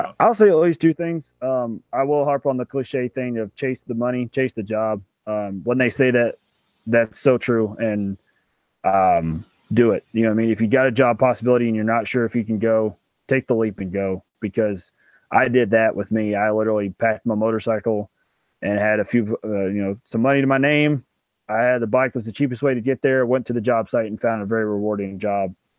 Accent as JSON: {"language": "English", "area": "right outside Memphis, Tennessee", "region": "Mississippi", "country": "United States", "tie": "born or raised there", "also_born_or_lived": "New Jersey", "said": "I'm originally from Mississippi, right outside Memphis, Tennessee. Um, I was born here, raised here"}